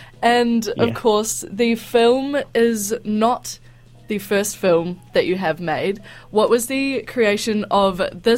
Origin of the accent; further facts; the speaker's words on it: New Zealand; going tramping and stuff as a Kiwi is kind of like a quintessential experience